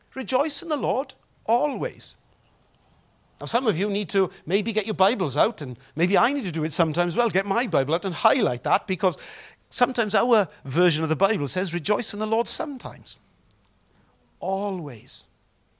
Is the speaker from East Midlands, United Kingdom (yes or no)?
no; Welsh, Wales, United Kingdom; Don't we mourn as Welsh people